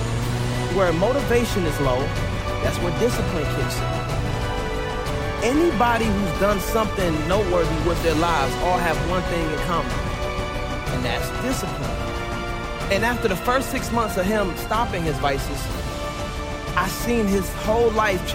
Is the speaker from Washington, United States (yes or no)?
no; Suitland, Maryland, United States; also born or lived in Raleigh, North Carolina; I was born in Raleigh, North Carolina, but was raised majority in Suitland, Maryland, which made me who I am today.